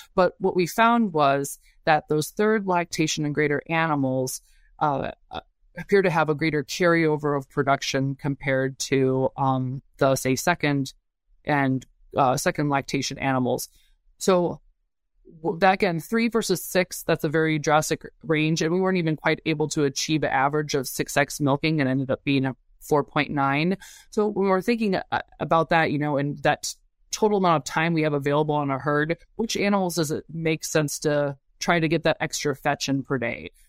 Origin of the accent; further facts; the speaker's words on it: Urbana-Champaign, Illinois, United States; moved away as an adult; also born or lived in Madison, Wisconsin; born and raised in Urbana-Champaign, Illinois, and yeah, grew up right down from the South Farms Research Center